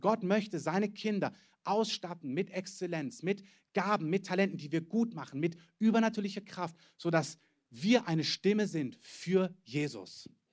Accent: Germany; wir als Deutsche

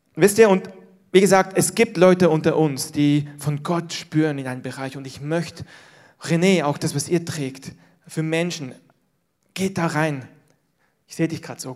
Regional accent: Switzerland; moved away; aus dem Land, wo ich herkomme, die Schweiz

